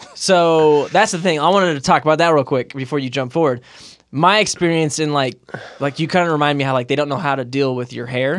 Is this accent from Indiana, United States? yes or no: no; Moreno Valley, California, United States; moved away as an adult; also born or lived in Philadelphia; now in Utah, United States; growing up in Moreno Valley in Southern California